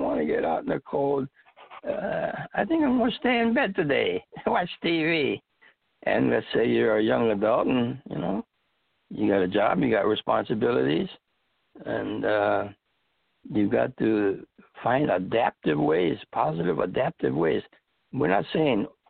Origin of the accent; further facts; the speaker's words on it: Chicago, Illinois, United States; moved away as an adult; also born or lived in Iowa / North Carolina; now in Central California, United States; I grew up and was raised in Chicago